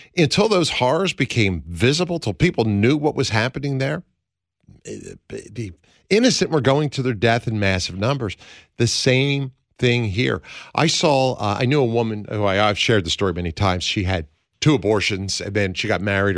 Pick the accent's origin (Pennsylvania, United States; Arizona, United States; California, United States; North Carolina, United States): Pennsylvania, United States; moved away; this is my home state, I'm a son of Pennsylvania, I was born and raised in the land of William Penn